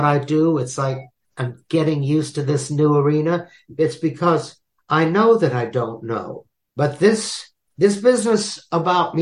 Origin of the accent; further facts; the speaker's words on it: Mississippi, United States; I was born in Mississippi.